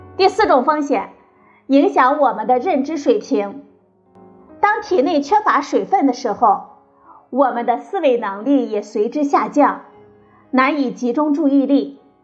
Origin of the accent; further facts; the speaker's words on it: China; 我们中国人呢，喜欢喝热水，觉得热水可以养生